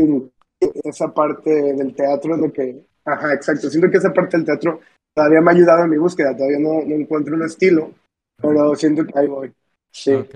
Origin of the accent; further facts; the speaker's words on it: Manzanillo, Colima, Mexico; soy un de 19 años, vivo en Manzanillo, bueno, soy de Manzanillo